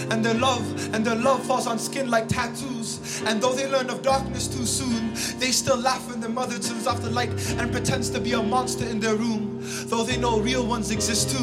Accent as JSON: {"language": "English", "town": "Toronto", "region": "Ontario", "country": "Canada", "tie": "born or raised there", "said": "I hail from Regent Park"}